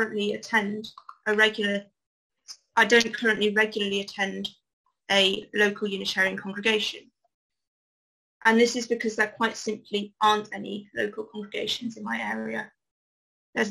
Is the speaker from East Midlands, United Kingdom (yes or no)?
no; Chester, North West England, United Kingdom; moved away as an adult; also born or lived in Liverpool; now in Bedfordshire, United Kingdom; My story begins in Chester, where I was born in 1997